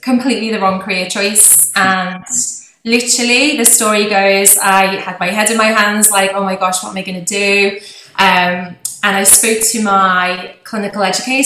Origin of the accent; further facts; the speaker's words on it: Liverpool, North West England, United Kingdom; accent: posh Liverpool; you might recognise by my accent, it's actually quite a posh Liverpool accent